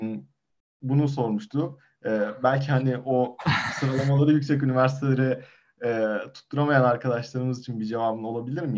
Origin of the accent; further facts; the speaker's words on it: Eskişehir, Turkey; bir Eskişehirli olarak